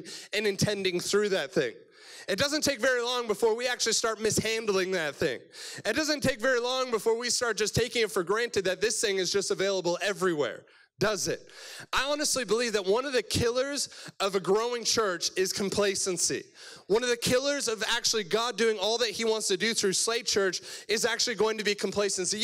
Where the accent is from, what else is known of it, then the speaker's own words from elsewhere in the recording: Cobourg, Ontario, Canada; I'm from Cobourg, Ontario, so east side of Toronto is the best side of Toronto